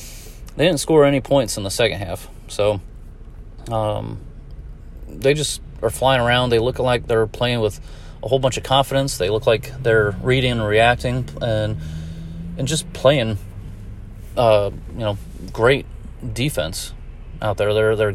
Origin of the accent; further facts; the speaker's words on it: Fort Wayne, Indiana, United States; I'm from Fort Wayne, Indiana